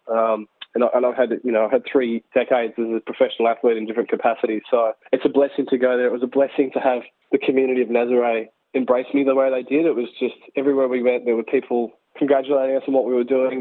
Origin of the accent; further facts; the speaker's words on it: Lennox Head, New South Wales, Australia; in Lennox Head, my hometown